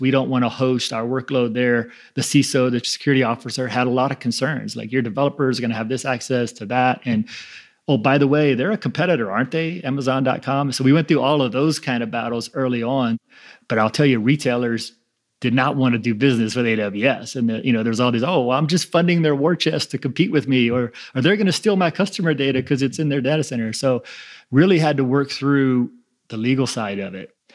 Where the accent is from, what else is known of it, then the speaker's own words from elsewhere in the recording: New Orleans, Louisiana, United States; I grew up in New Orleans